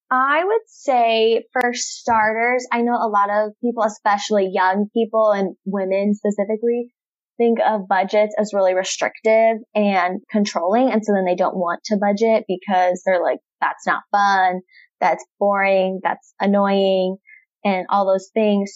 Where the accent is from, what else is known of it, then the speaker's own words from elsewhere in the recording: Nampa, Idaho, United States; moved away as an adult; now in Bay Area, California, United States; I was born and raised in Nampa, Idaho